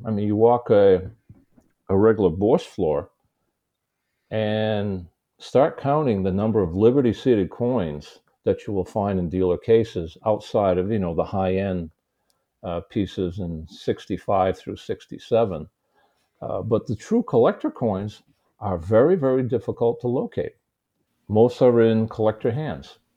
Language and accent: English; United States; also born or lived in Shanghai, China; the American in the Chinese coin markets